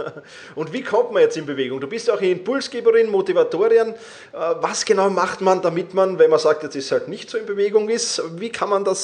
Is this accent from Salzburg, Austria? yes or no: no; Vienna, Austria; wir kommen beide aus Wien